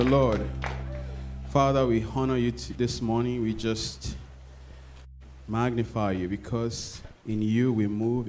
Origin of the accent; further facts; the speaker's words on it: Minnesota, United States; also born or lived in Nigeria; I'm from Minnesota, but this is cold. I'm from Minnesota by the way of Nigeria. So you figure out that math.